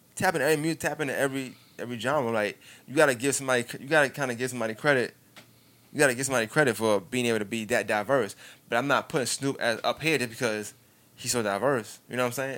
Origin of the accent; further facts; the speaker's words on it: New York, United States; I'm from New York, so we was in New York.